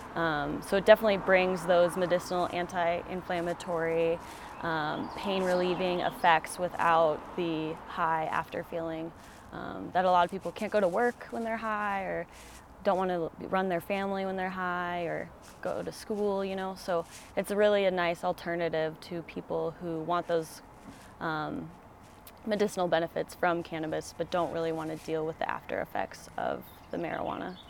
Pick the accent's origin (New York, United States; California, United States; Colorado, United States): Colorado, United States; moved away; also born or lived in Oregon; I'm from Colorado, so I've always been into the outdoors and um, going hiking with my mom and dad when I was really little